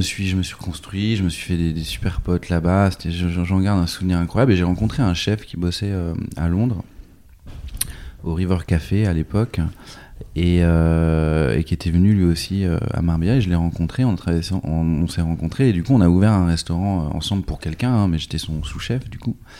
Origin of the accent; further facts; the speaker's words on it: Nantes, Pays de la Loire, France; also born or lived in New York / London; je suis né à Nantes en 78